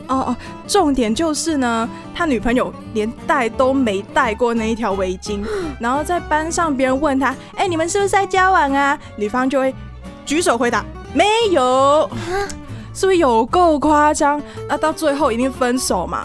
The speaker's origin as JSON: {"language": "Chinese", "country": "Hong Kong", "said": "作为香港人"}